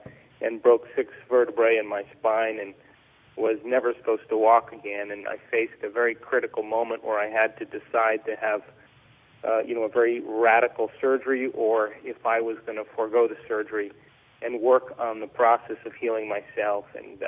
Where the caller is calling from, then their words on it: central Mexico, Mexico; I am in central Mexico in the tropics, in the jungle.